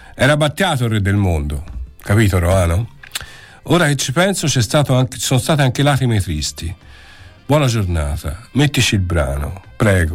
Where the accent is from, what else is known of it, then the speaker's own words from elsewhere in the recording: Florence, Tuscany, Italy; io ci sono cresciuto eh, in Piazza Indipendenza, a giocare a pallone, andavo alla eh. Lavagnini